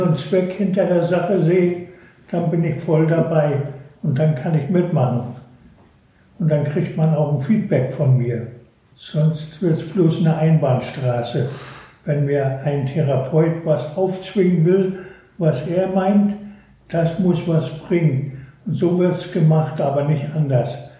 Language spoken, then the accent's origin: German; Northern Germany, Germany; moved away; Und bin natürlich als Nordlicht an der Ostsee aufgewachsen